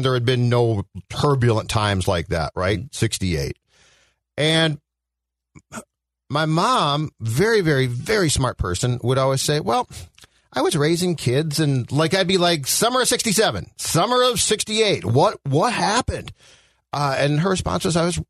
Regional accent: Minnetonka, Minnesota, United States; I grew up in Minnetonka

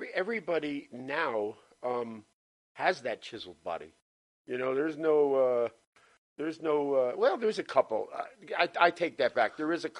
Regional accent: New Jersey, United States; moved away as an adult; also born or lived in Orlando, Florida; now in Florida, United States; I was born and raised in Jersey.

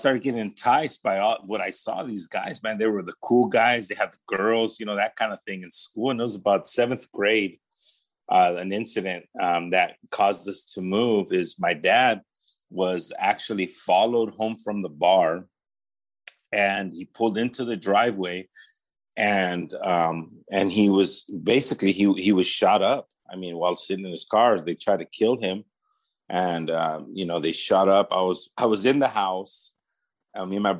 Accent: Paramount, California, United States; also born or lived in Los Angeles, California; I was raised in the city of Paramount, which is the city right next to Bellflower.

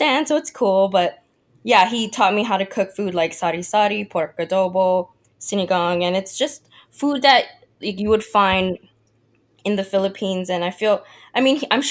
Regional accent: Waianae, Hawaii, United States; also born or lived in Mililani, Hawaii; now in Redmond, United States; I was born and raised in Hawaii, mostly on the west side of Oahu, if you've ever been, Waianae.

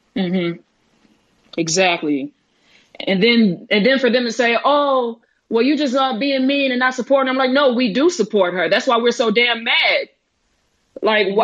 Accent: Dallas, Texas, United States; I'm from Dallas, Texas

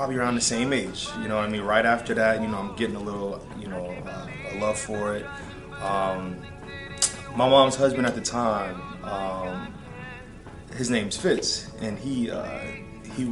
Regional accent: Boston, Massachusetts, United States; moved away; I'm from Boston

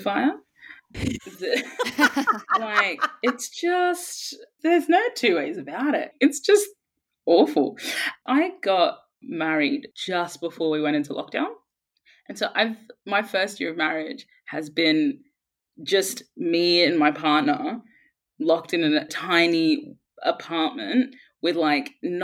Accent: Brisbane, Queensland, Australia; moved away as an adult; also born or lived in Sudan; now in London, United Kingdom; I grew up in Brisbane

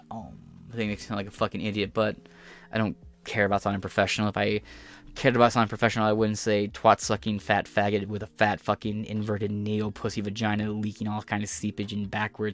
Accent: United States; accent: American; in my American accent

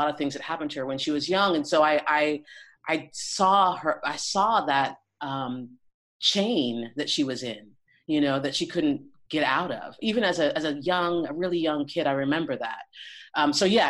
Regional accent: Boulder, Colorado, United States; also born or lived in Lake Garda region, Italy; now in Italy; I grew up in Boulder, Colorado. I was born in Colorado Springs, but I grew up in Boulder, Colorado.

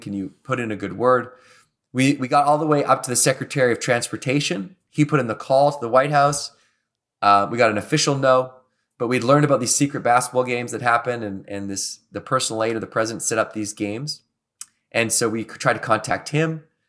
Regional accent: Victoria, British Columbia, Canada; I grew up in Victoria, British Columbia, and I went to work in Banff, Alberta.

